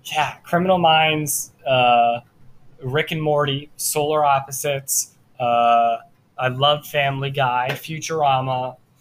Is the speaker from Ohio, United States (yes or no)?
yes; Cincinnati, Ohio, United States; I'm from Cincinnati, Ohio.